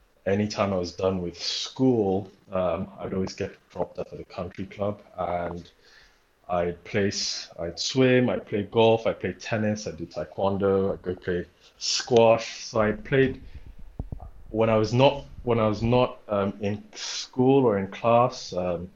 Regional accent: Lagos, Nigeria; also born or lived in Delta State, Nigeria / New York City, United States; I grew up in Lagos, Nigeria

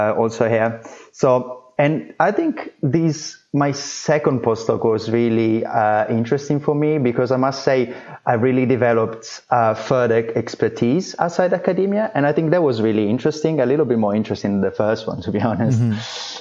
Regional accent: Italy; moved away as an adult; also born or lived in Florence / London; now in New York City, United States; I'm actually originally from Italy

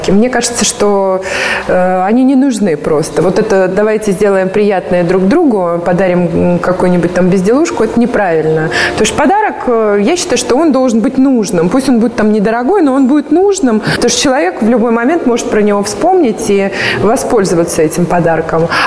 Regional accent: Russia; born there; Я считаю, что нам вообще всем повезло, что мы родились вот в России, потому что у нас есть, во-первых, 4 года времени.

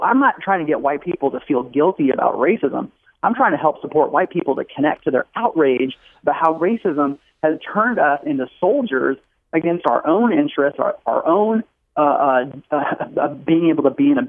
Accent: California, United States; also born or lived in Tennessee; now in Kentucky, United States; No, I've been living here in Kentucky more recently here. I was in Tennessee before, but I grew up in California. So love brought me out to the South.

